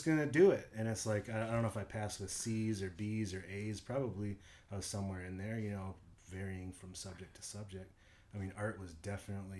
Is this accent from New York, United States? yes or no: no; Minneapolis, Minnesota, United States; moved away; also born or lived in Atlanta; I grew up in Minneapolis, Minnesota. I was born in 1975, South Minneapolis.